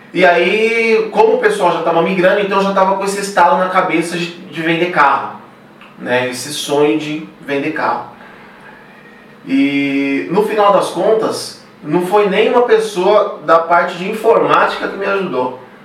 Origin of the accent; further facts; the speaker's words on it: São Paulo, Brazil; also born or lived in São José do Rio Preto; Eu saí de São Paulo